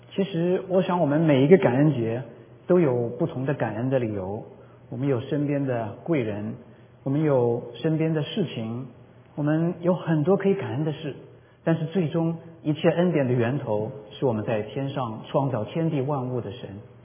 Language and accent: Chinese; Jingzhou, Hubei, China; now in United States; 我在我的老家湖北荆州，就是刘备关羽的那个荆州